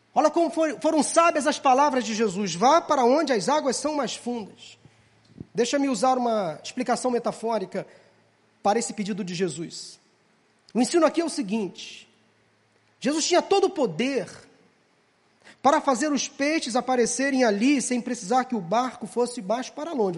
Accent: Rio de Janeiro, Brazil; nós que somos cariocas

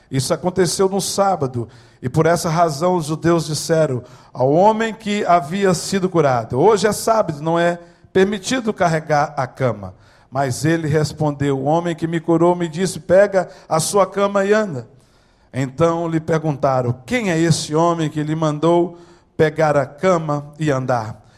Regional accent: Maranhão, Brazil; now in California, United States; macho, maranhense, nordestino

